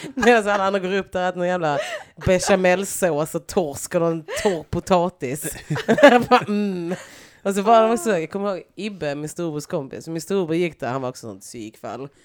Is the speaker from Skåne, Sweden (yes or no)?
yes; Lund, Skåne, Sweden; moved away; also born or lived in Stockholm; jag kom från Gunnesbo